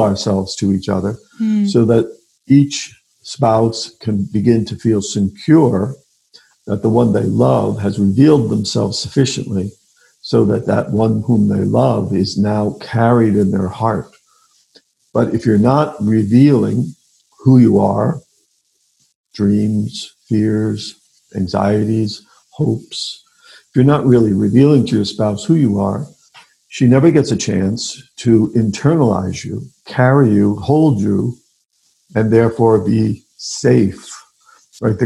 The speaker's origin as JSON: {"language": "English", "region": "New York", "country": "United States", "also_born_or_lived": "Pennsylvania / Columbus, Ohio", "moved": "as an adult", "lives_now": "Omaha, United States", "said": "I'm originally from New York"}